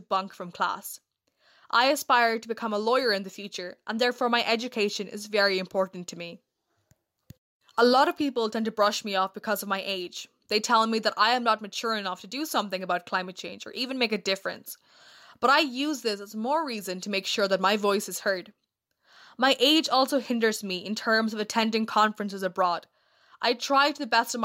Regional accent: Kerala, India; now in Cork, Ireland; I'm originally from Kerala, India, but I live right now

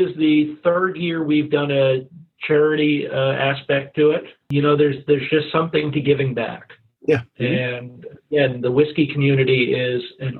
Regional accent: United States; I'm American, of course.

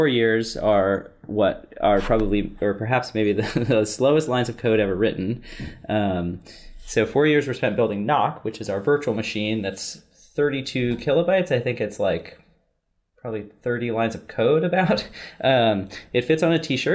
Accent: Bay Area, California, United States; I grew up in the Bay Area

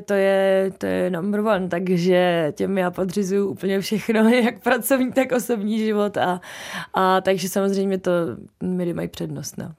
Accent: Hradec Králové, Hradec Králové Region, Czechia; now in Prague, Czechia; já jsem zpívala opravdu od malička, už v Hradci jsem mi prošla několika kapelama vlastníma, nevlastníma

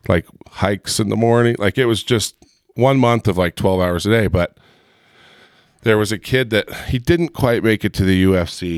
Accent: Heber, Utah, United States; I grew up in Heber, and, you know, back in high school in Heber, it was teeny.

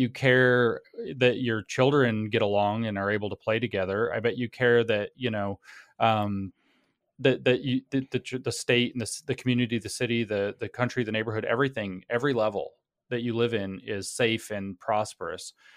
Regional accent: United States; those of us who are American

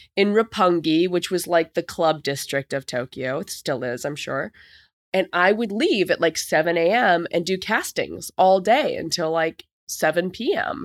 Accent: Canada; moved away as an adult; also born or lived in New York; as a Canadian

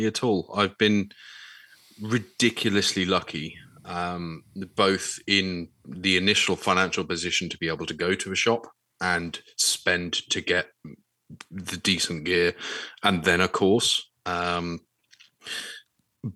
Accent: England, United Kingdom; as an English Brit

